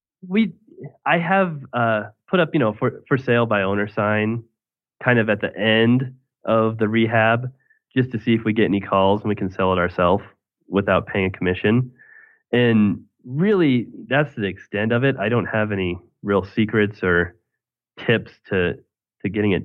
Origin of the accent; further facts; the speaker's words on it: Greeley, Colorado, United States; my hometown in Greeley